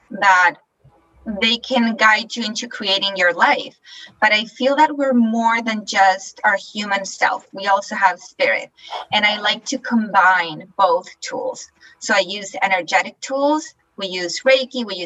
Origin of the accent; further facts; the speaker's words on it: Chile; moved away as an adult; now in Canada; I'm originally from Chile in South America. And I moved to Canada all by myself.